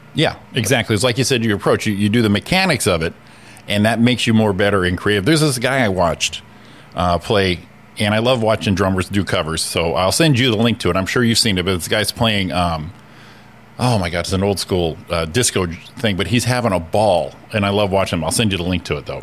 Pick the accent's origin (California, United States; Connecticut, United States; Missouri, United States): Connecticut, United States; I'm from Connecticut